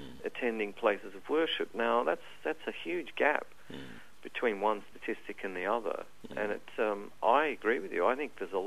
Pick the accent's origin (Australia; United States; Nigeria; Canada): Australia; Alice Springs, Northern Territory; I grew up in Alice Springs, where there was no water on the surface at all